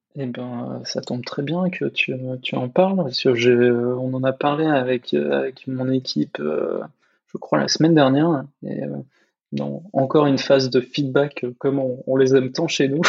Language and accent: French; France; en tant que Français